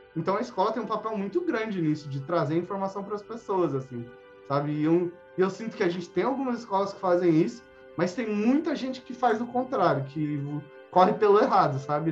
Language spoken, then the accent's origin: Portuguese; São Paulo, Brazil; moved away as an adult; also born or lived in Mauá; now in Curitiba, Brazil; eu sou de São Paulo, tava tá, eu nasci em São Paulo